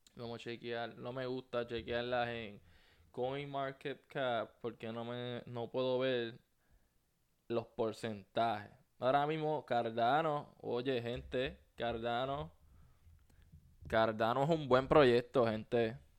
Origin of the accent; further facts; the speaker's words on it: Puerto Rico; now in United States; soy puertorriqueño. Eh, me mudé para los Estados Unidos